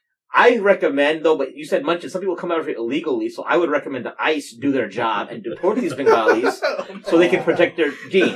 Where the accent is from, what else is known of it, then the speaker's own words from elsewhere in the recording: Ohio, United States; also born or lived in Toronto; maybe I grew up in Ohio, right?